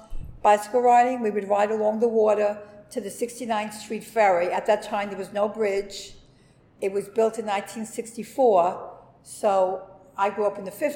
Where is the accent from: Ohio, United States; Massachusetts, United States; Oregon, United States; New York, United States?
New York, United States; New York City; also born or lived in Sheepshead Bay, Brooklyn / Bensonhurst, Brooklyn; I was born in the Brooklyn Navy Yard, 1944